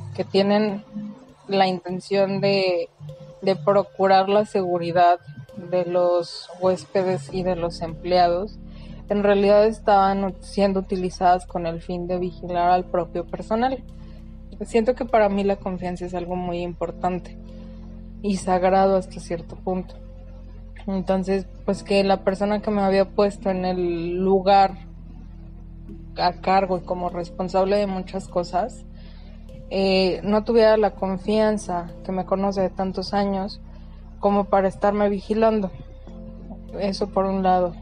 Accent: San Luis Potosí, Mexico; soy de San Luis.

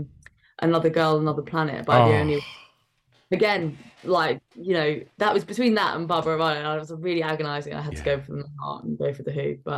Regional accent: London, United Kingdom; it's my home. I grew up here. I love it.

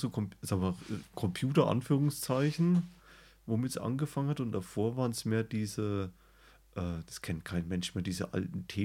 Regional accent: West Germany, Germany; born there; Also ich bin zwar im Westen

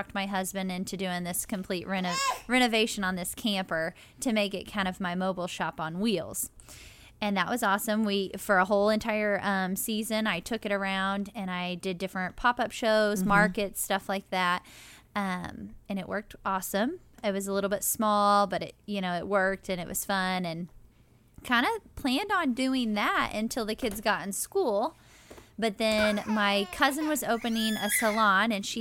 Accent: Seymour, Indiana, United States; I am from Seymour

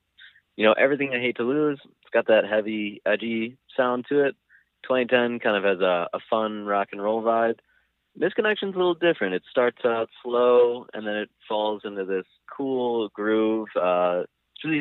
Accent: Wisconsin, United States; we're from Wisconsin.

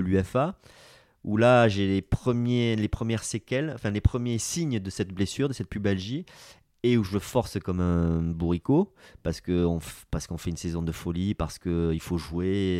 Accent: Basque Country, Nouvelle-Aquitaine, France; moved away as an adult; also born or lived in Munich, Germany / Bordeaux; je suis basque

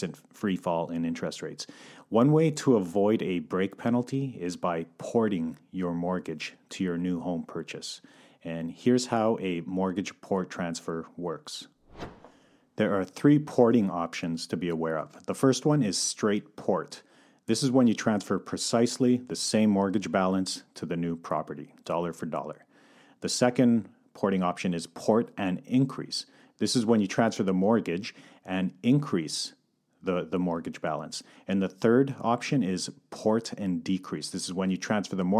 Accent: Calgary, Alberta, Canada; moved away as an adult; now in Vancouver, Canada; I'm born and raised in Calgary, but relocated to Vancouver in 2011

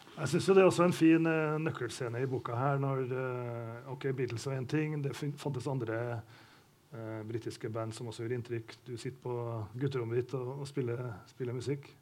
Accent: Trondheim, Trøndelag, Norway; now in Oslo, Norway; dette er hjembyen min

